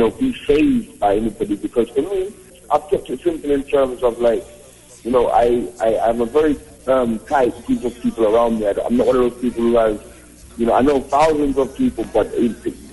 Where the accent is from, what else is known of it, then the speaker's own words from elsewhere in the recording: London, United Kingdom; moved away; also born or lived in Jamaica / Atlanta / Kenya; My parents are Jamaican. I was born in London. I was born in North London